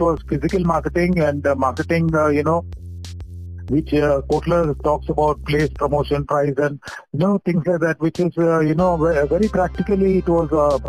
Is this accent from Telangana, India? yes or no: yes; Hyderabad, Telangana, India; moved away as an adult; now in Mumbai, India; I was born in Hyderabad and then studied and did all my education in Hyderabad.